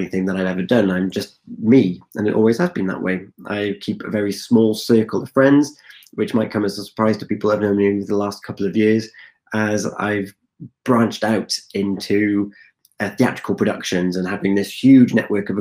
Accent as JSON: {"language": "English", "region": "West Wales", "country": "United Kingdom", "tie": "born or raised there", "said": "I'm originally from West Wales. I'm one of four children and we were raised primarily by our mother"}